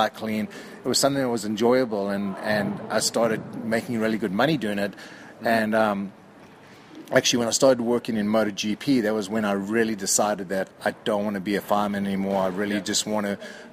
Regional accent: South Africa; moved away as an adult; now in United States; I grew up in South Africa and grew up racing motocross back in the day

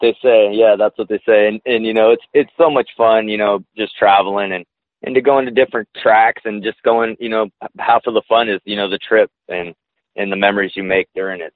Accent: Glendale, California, United States; I grew up in Glendale, California

